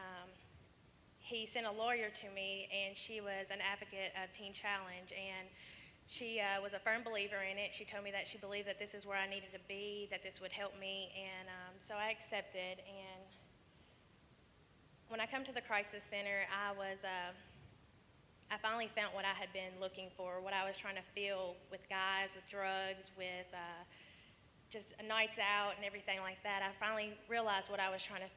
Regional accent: Portland, Tennessee, United States; I'm from Portland, Tennessee, and I am 23 years old

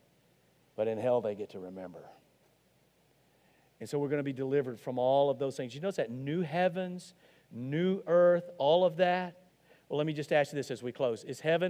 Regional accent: Arkansas, United States; I'm from Arkansas

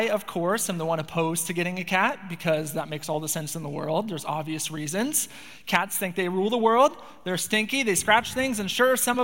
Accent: Spokane, Washington, United States; moved away as an adult; now in Bellingham, United States; I grew up in Spokane, Washington

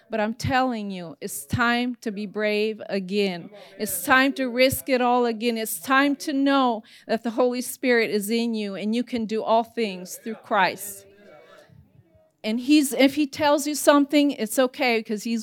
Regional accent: Italy; As, as Pastor Rusty shared, I grew up in Italy with my parents being missionaries.

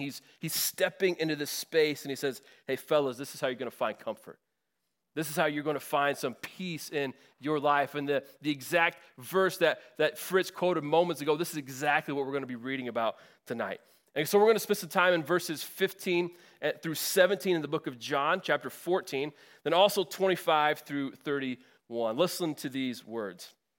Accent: Northwest Indiana, United States; moved away; I'm from Northwest Indiana, so the, the greater Chicago area.

